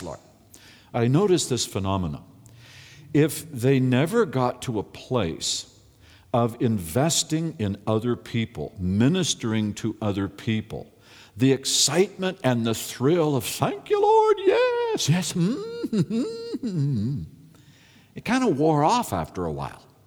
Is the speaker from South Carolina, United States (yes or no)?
no; California, United States; I'm from California